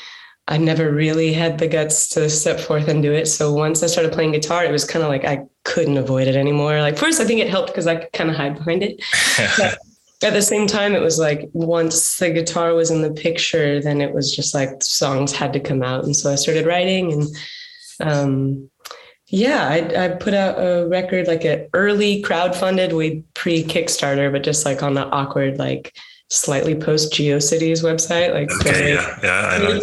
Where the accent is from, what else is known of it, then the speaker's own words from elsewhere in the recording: Dallas, Texas, United States; also born or lived in Los Angeles area; now in Los Angeles, United States; So I grew up in Texas. I'm from like the Dallas area, and I live outside of LA now